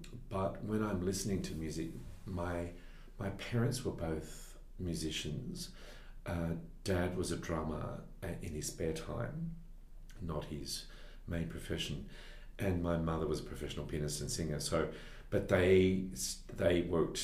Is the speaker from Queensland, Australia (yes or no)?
no; Sydney, New South Wales, Australia; I am. I was brought up in West Pymble